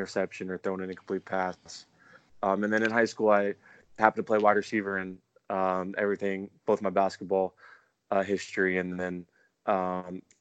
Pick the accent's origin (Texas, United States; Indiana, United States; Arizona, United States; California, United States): California, United States; I'm from California